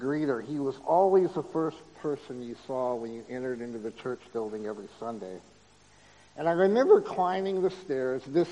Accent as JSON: {"language": "English", "town": "Kansas City", "country": "United States", "tie": "born or raised there", "said": "I grew up in Kansas City in a beautiful congregation"}